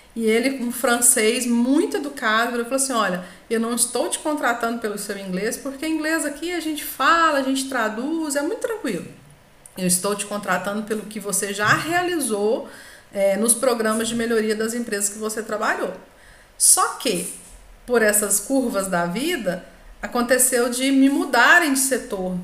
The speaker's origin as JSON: {"language": "Portuguese", "country": "Brazil", "said": "nós, né, brasileiros falando inglês"}